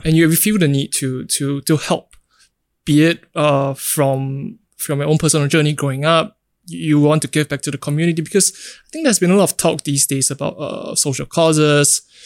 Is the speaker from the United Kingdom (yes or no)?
no; Singapore; growing up in Singapore